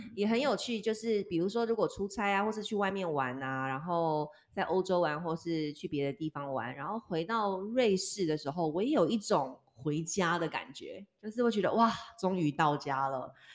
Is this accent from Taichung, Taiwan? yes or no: no; Taipei, Taiwan; moved away as an adult; also born or lived in United Kingdom; now in Switzerland; 我是二十七岁的时候离开台湾嘛，从小孩，在台湾，在台北长大